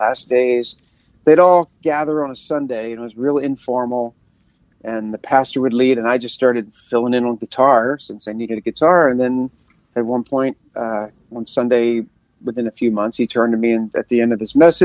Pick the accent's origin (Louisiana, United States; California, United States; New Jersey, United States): New Jersey, United States; outside of Philadelphia; I was born and raised outside of Philadelphia, like South Jersey, right over the bridge